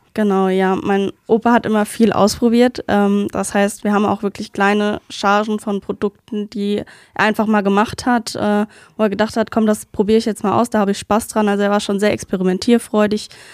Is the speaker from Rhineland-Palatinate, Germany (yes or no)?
yes; Duchroth, Rhineland-Palatinate, Germany; ich komme aus Duchrot ähm, und geografisch zählen wir zum, zu der Nordpfalz